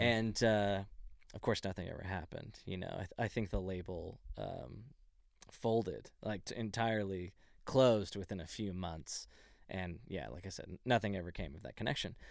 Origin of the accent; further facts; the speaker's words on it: Dallas, Texas, United States; I'm originally from Dallas, Texas, like a little bit outside of Dallas